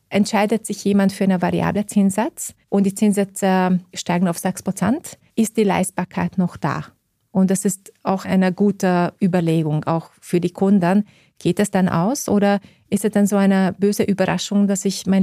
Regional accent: Austria; ich kann eine österreichische Immobilie als Österreicherin auch mit deutschen Banken finanzieren

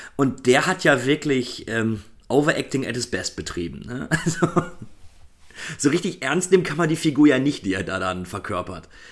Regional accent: Germany; bei uns in Deutschland

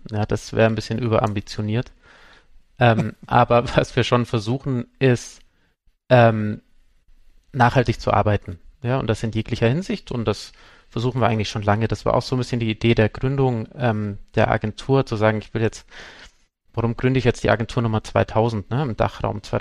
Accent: Munich, Bavaria, Germany; ich komme aus München

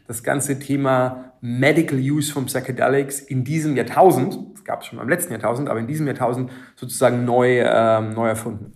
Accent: Germany; Ich bin auf dem Land aufgewachsen

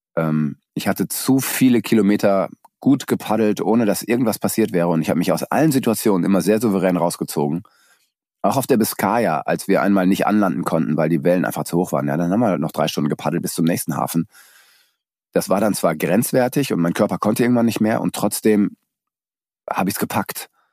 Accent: Germany; da bin ich wenigstens in meinem Heimatland

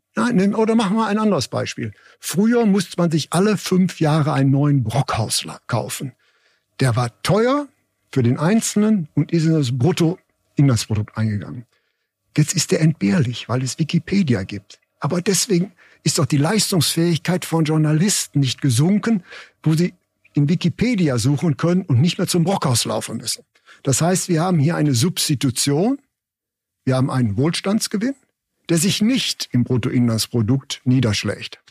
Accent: Germany; als Deutsche

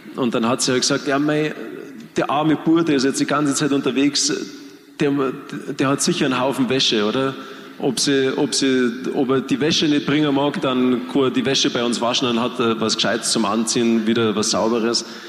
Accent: Germany; wir Deutsche

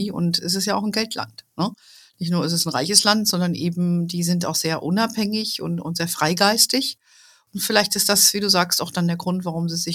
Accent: Germany; ich bin Deutsche, geborene Deutsche.

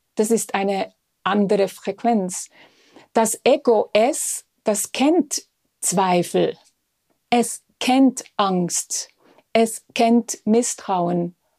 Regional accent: Switzerland; Bei uns in der Schweiz

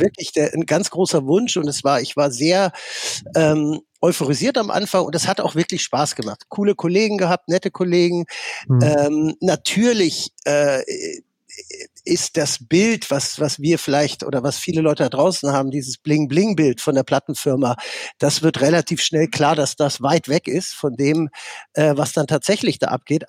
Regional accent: Netherlands; also born or lived in Dortmund; now in Germany; ich komme aus Holland und bin in mhm. Holland groß geworden

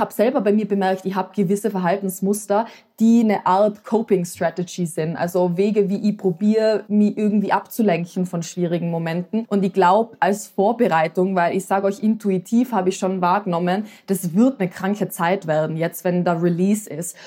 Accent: Tyrol, Austria; also born or lived in Vienna; In Tirol, wo ich aufgewachsen bin

